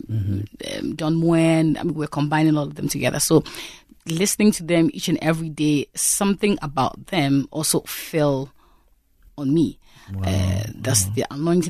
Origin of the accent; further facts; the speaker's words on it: Ghana; I come from Ghana, and I live in Accra with my family